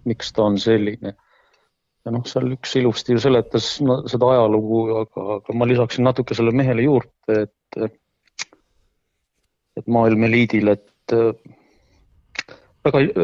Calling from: Pärnu-Jaagupi, Pärnu County, Estonia; Pärnu Jaagupist.

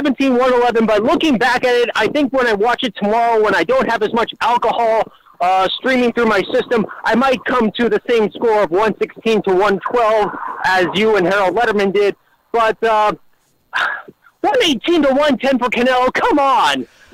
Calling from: Calgary, Alberta, Canada; from Calgary, Alberta.

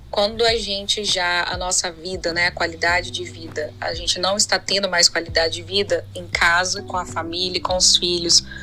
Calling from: São Paulo, Brazil; sou de São Paulo.

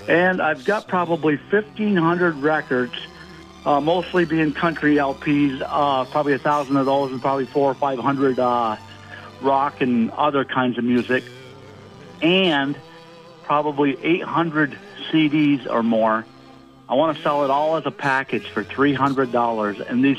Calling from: Colchester, Vermont, United States; Hey, Bill. It's … in Colchester.

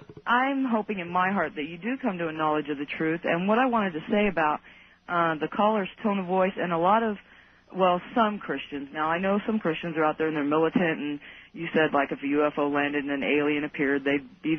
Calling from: Greenville, South Carolina, United States; I'm calling from Greenville, South Carolina.

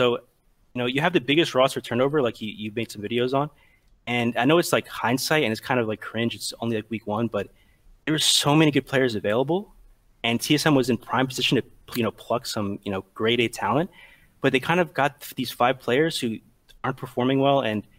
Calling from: Atlantic City, New Jersey, United States; Atlantic City, New Jersey.

